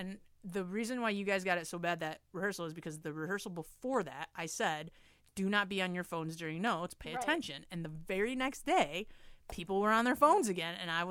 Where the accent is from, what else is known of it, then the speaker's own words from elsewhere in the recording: Michigan, United States; because we grew up in Michigan.